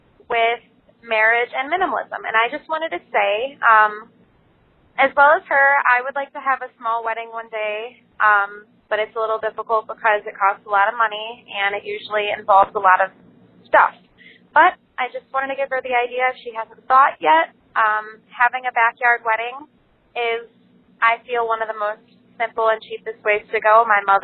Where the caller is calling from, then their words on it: Hampshire, Illinois, United States; I'm calling from Hampshire, Illinois